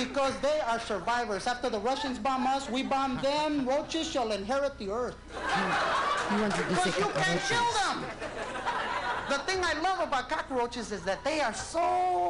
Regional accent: Los Angeles, California, United States; But I used to be in the baddest gang of them all in East L.A.

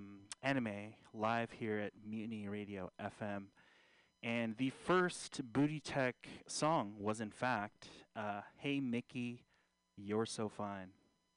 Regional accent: Philippines; So, yeah, I am a Filipino with Malcolm X glasses.

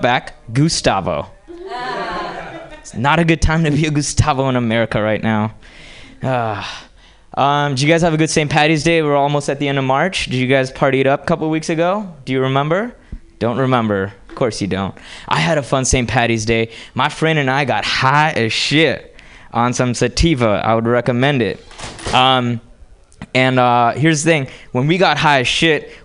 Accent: Hyderabad, Telangana, India; now in United States; I grew up in India and moved to this country from a small town called Hyderabad

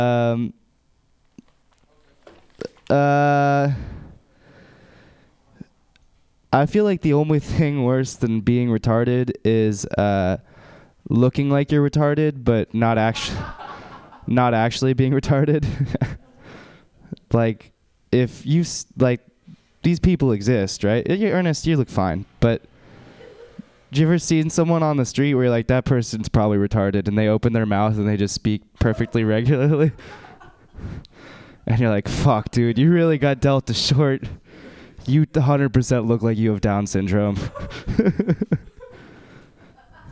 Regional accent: United States; I'm from America

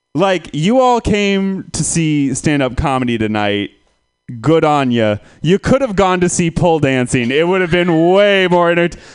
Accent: Santa Rosa, California, United States; I am from Santa Rosa

